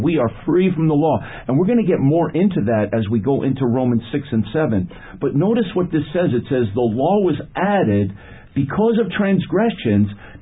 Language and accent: English; Cresskill, New Jersey, United States; I grew up in Creskill, New Jersey